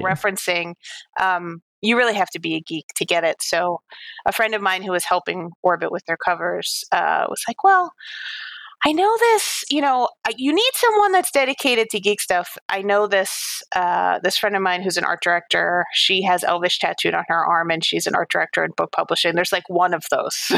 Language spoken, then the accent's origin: English; New York City, New York, United States; I grew up on Staten Island in New York